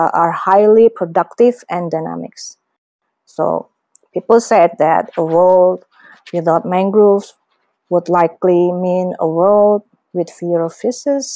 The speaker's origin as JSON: {"language": "English", "country": "Indonesia", "said": "from Indonesia"}